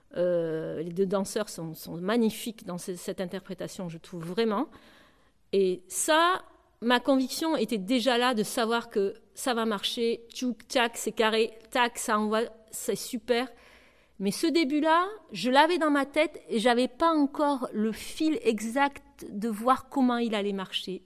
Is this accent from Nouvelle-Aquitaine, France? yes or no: yes; Bordeaux, Nouvelle-Aquitaine, France; moved away; also born or lived in United States; je suis bordelaise à la base